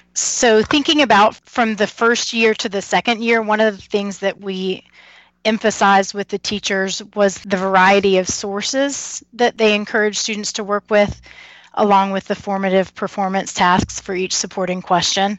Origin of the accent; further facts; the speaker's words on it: Kentucky, United States; moved away as an adult; also born or lived in North Carolina; now in Harrisonburg, United States; I'm from Kentucky